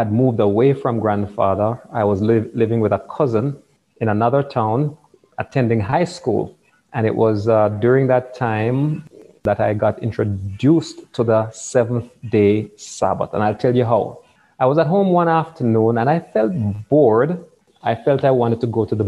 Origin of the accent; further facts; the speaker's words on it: Kingston, Jamaica; I was born in Kingston, the capital city of Jamaica